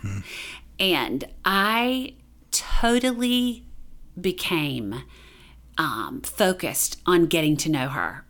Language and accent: English; Duplin County, Eastern North Carolina, United States; I grew up in Eastern North Carolina. Um, in Duplin County.